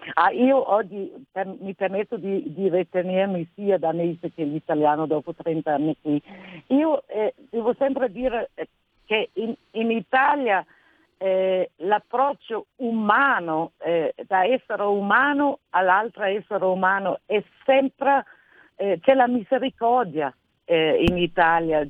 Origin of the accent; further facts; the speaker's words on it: Denmark; accent: Nordic; Italian is a second language; moved away as an adult; now in Italy; sento proprio il mio accento nordico